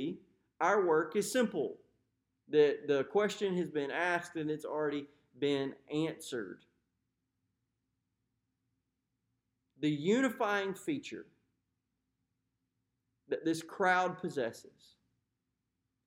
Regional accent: United States; Are we the same because we're white American men?

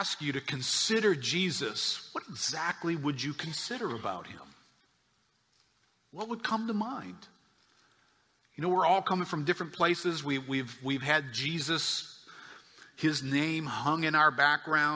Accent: New Orleans, Louisiana, United States; I grew up in New Orleans.

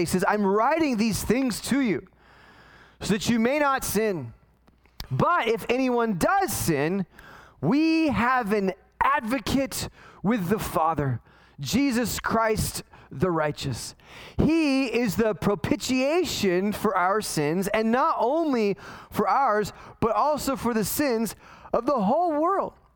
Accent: Los Angeles, California, United States; when I was a kid, growing up in the San Fernando Valley in California

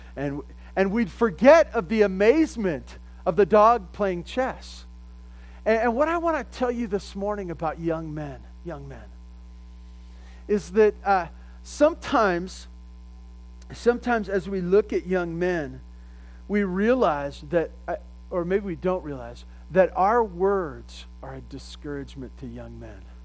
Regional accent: California, United States; I grew up in California and we never talked like

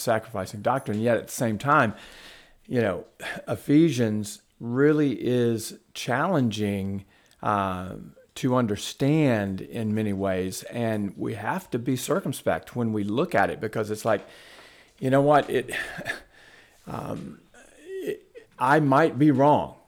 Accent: the South, United States; also born or lived in Huntsville, Alabama; I grew up Southern Baptist in the South.

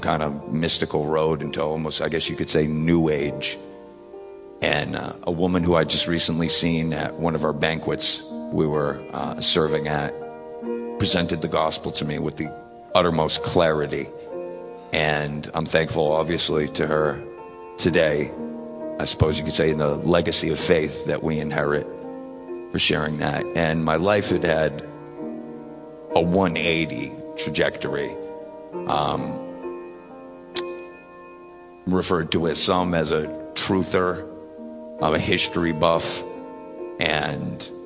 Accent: Worcester, Massachusetts, United States; I was born and raised in Worcester, Massachusetts.

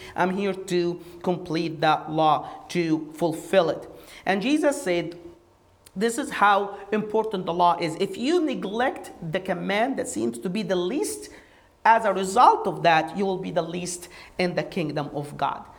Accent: Egypt; moved away as an adult; now in United States; I did not grow up in this country. I grew up in Egypt

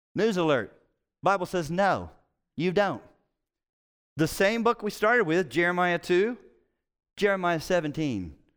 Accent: Cincinnati, Ohio, United States; I'm from Cincinnati

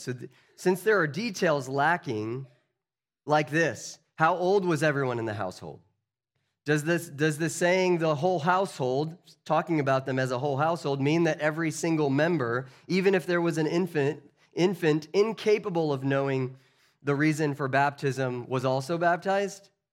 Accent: United States; As American citizens

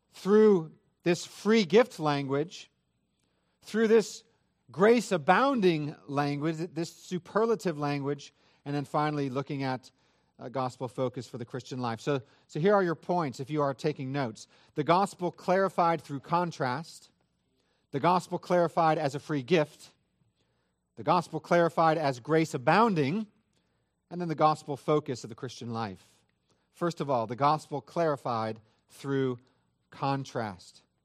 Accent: Northern California, United States; I am from Northern California

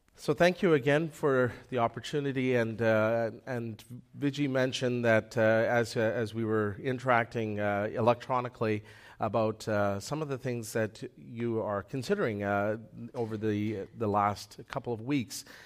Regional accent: Manitoba, Canada; moved away; I came from Manitoba

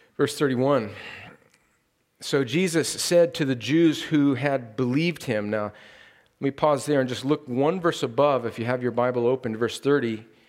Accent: California, United States; moved away; it's my home state

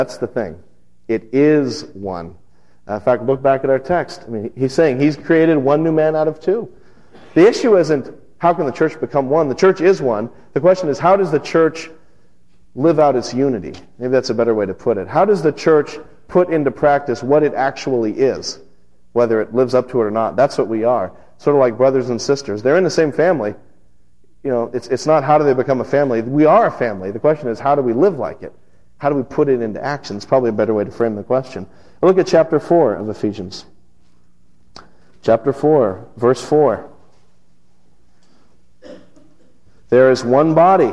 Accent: Las Vegas, Nevada, United States; moved away; the church I grew up in out in Las Vegas

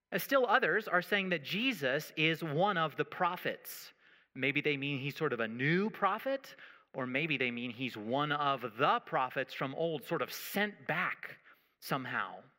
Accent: United States; I'm American

